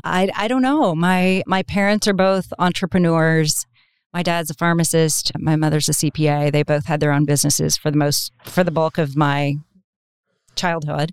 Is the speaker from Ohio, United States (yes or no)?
no; Oklahoma, United States; I was from Oklahoma